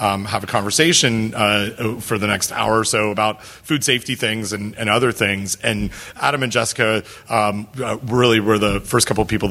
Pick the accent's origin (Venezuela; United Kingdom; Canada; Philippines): Canada; I'm from Canada